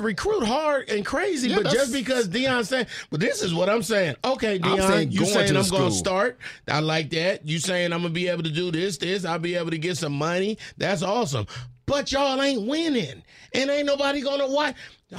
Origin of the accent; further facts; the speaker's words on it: California, United States; I'm from California